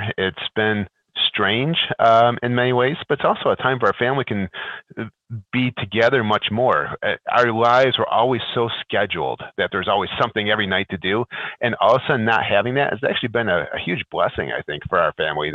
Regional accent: Rochester, New York, United States; moved away as an adult; also born or lived in Baton Rouge, Louisiana; we're from Rochester, and then we actually moved to Baton Rouge for work.

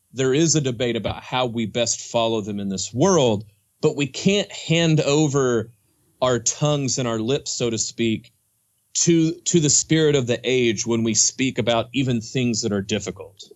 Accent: Oklahoma, United States; I grew up Southern Baptist in Oklahoma

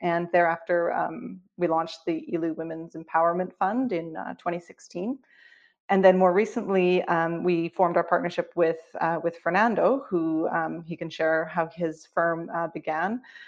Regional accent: Vancouver, British Columbia, Canada; moved away as an adult; also born or lived in Toronto, Canada / Johannesburg, South Africa; Eventually, you know, decided to move home to Canada because Johannesburg is really, really far away from Vancouver.

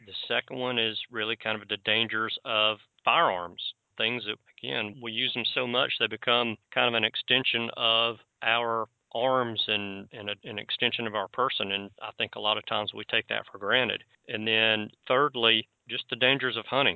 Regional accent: Alabama, United States; I'm from Alabama

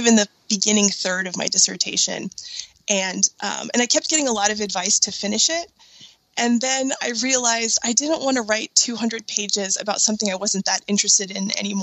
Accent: Bay Area, California, United States; now in Seattle area, United States; I grew up in the Bay Area

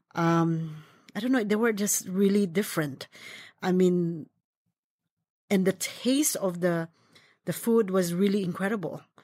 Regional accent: Philippines; now in United States; I was born in the Philippines, and when I was young, my grandmother and my aunt is a big influence of my cooking.

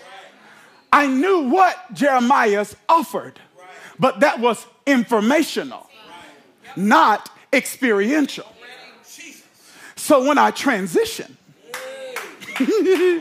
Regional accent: New Jersey, United States; now in Orlando, United States; I'm from Jersey, so we got Rita's

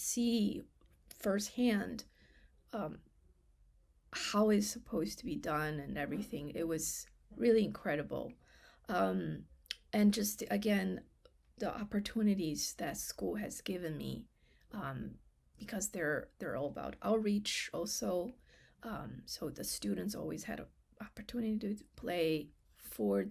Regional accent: China; English is a second language; moved away; I was the only Chinese from the mainland China during that year

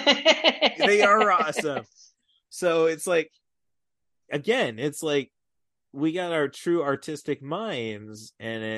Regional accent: Midwest, United States; I grew up in the Midwest

